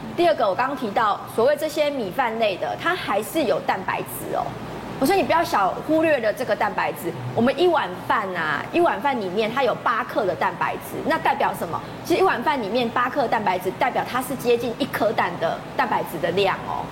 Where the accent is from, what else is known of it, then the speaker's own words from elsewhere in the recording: Taiwan; 我们台湾人不太喜欢吃冷饭